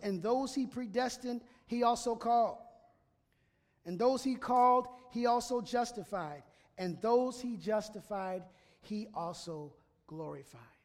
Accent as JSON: {"language": "English", "town": "Minneapolis", "region": "Minnesota", "country": "United States", "tie": "born or raised there", "also_born_or_lived": "Walla Walla, Washington", "moved": "yes", "said": "I grew up in Minneapolis, so I was shoveling snow"}